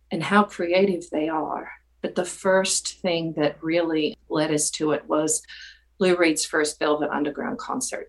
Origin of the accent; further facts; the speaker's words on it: Australia; now in North Carolina, United States; I'm originally from Australia, and I grew up there